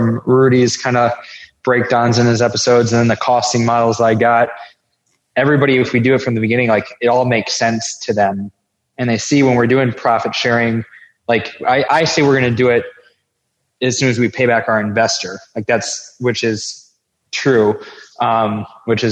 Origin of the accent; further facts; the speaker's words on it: Nashville, Tennessee, United States; I'm from Nashville